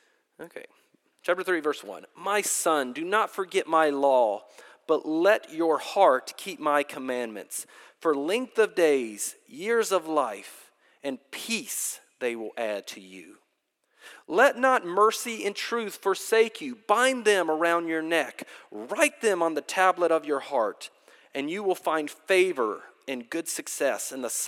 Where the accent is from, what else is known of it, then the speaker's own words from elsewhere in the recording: Durham, North Carolina, United States; moved away; I grew up in Durham, North Carolina